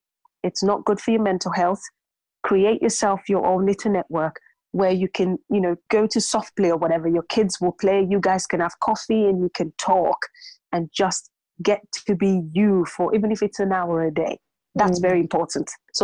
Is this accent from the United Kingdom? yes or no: yes; London, United Kingdom; now in North East England; growing up in London, you see quite a, you know, there's a lot of ethnicity, there's a mix, there's diversity.